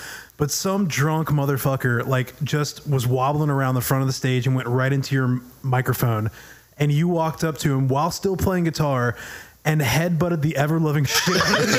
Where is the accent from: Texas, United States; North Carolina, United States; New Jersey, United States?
North Carolina, United States; moved away; I'm from North Carolina